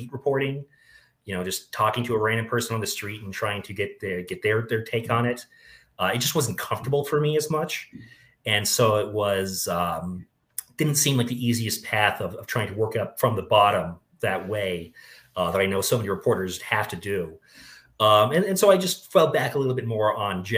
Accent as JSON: {"language": "English", "town": "Boulder", "region": "Colorado", "country": "United States", "tie": "born or raised there", "said": "I was born in Boulder, Colorado, went to school here"}